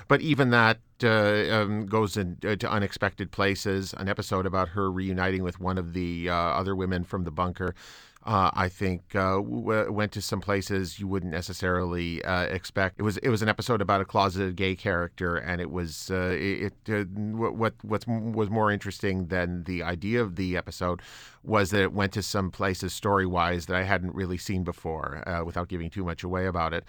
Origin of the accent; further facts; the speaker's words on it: Canada